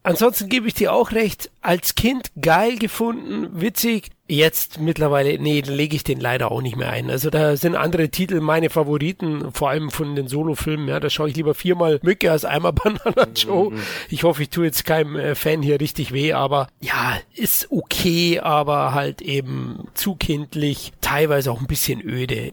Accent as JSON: {"language": "German", "region": "Bavaria", "country": "Germany", "said": "als Bayer"}